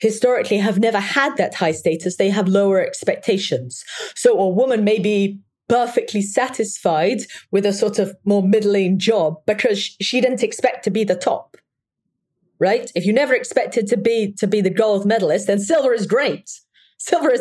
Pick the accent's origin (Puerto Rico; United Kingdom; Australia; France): United Kingdom; England; I come from England